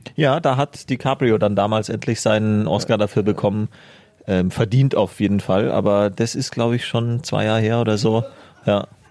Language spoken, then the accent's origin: German; Germany; bei uns in Deutschland